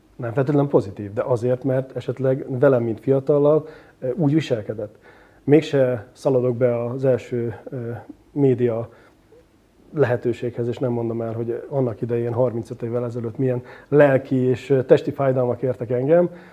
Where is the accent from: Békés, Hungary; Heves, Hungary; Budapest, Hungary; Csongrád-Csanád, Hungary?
Csongrád-Csanád, Hungary; Szeged; én is pont Szegeden voltam szülővárosomban